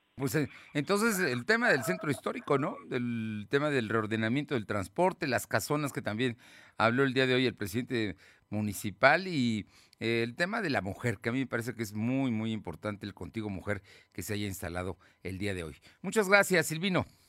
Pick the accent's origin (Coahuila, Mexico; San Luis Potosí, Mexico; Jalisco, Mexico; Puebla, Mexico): Puebla, Mexico; los poblanos